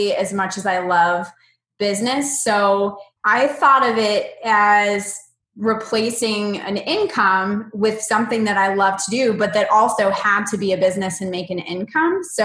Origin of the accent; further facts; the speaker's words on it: Ohio, United States; moved away as an adult; also born or lived in Indiana / New Orleans; I'm actually from Ohio originally.